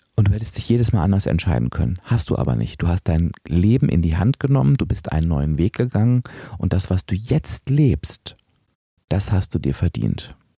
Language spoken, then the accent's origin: German; Hanover, Lower Saxony, Germany; moved away as an adult; ich bin wieder in meinen Heimatort gezogen, nach Hannover.